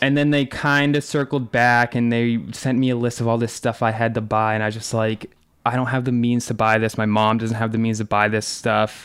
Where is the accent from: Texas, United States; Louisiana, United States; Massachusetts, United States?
Massachusetts, United States; North Attleboro; I grew up in North Attleboro, Massachusetts, which is about 45 minutes south of Boston